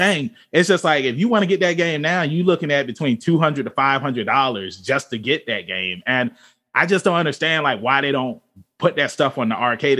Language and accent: English; Virginia, United States; we're all from Virginia